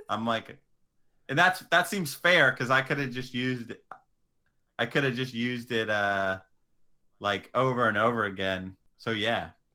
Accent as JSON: {"language": "English", "town": "Atwater", "region": "California", "country": "United States", "tie": "born or raised there", "also_born_or_lived": "San Diego", "said": "I would say I was from Merced, but I'm from the humble little neighboring town of Atwater"}